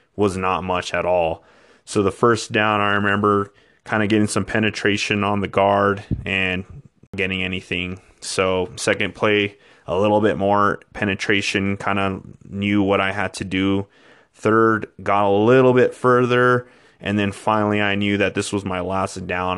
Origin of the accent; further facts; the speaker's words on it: Española, New Mexico, United States; also born or lived in Clovis, New Mexico / Truchas, New Mexico; I was born and raised in New Mexico all my life